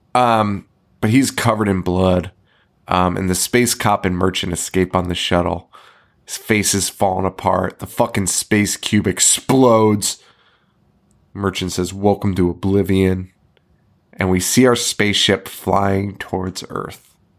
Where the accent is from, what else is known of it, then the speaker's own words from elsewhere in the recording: Connecticut, United States; we're from Connecticut.